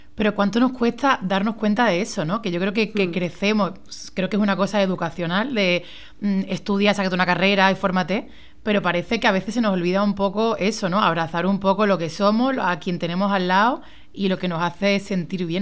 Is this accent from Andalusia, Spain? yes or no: yes; Málaga, Andalusia, Spain; moved away as an adult; also born or lived in Madrid; soy de Málaga